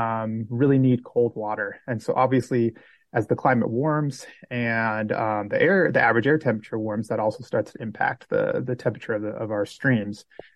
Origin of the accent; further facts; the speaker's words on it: Washington, United States; now in Montana, United States; And I actually grew up in Washington. So I grew up in the Pacific Northwest before moving over to Montana.